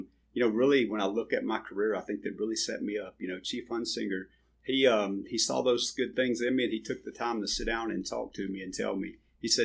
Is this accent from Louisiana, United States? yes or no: yes; Vidalia, Louisiana, United States; moved away; I'm from Vidalia, Louisiana. Grew up in a small town